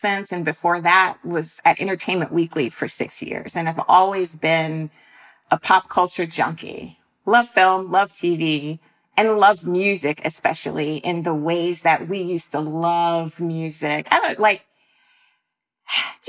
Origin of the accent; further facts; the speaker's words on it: North Florida, United States; I'm from North Florida